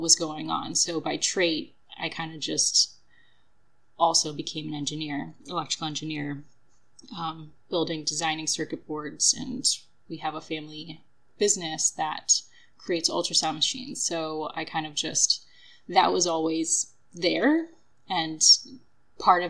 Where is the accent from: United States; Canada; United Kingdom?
United States; North Palm Beach, Florida; also born or lived in California; I was born here in North Palm Beach, and my parents are Kiwis